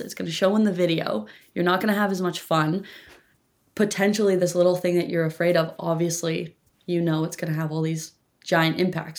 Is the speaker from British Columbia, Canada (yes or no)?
yes; Campbell River, British Columbia, Canada; Campbell River, uh, British Columbia, on the tiny little island that is Vancouver